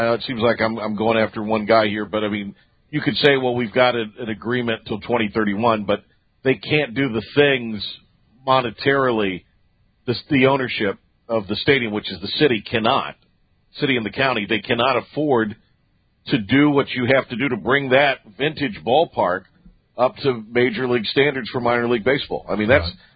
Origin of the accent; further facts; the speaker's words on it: Kinston, North Carolina, United States; my hometown's in real trouble